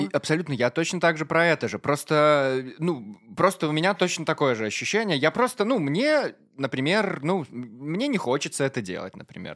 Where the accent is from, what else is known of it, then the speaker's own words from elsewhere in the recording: Maladzyechna, Minsk Region, Belarus; я из Молодечно